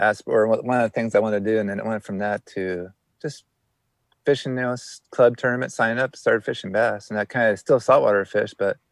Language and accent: English; West Coast, United States; growing up in the West Coast